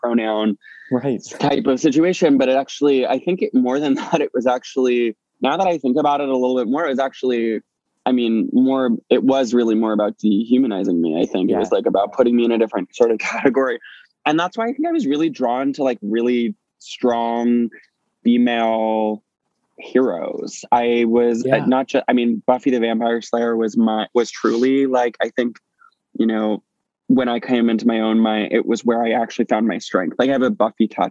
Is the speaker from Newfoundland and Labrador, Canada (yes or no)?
yes; St. John's, Newfoundland and Labrador, Canada; I grew up in Newfoundland in, in St. John's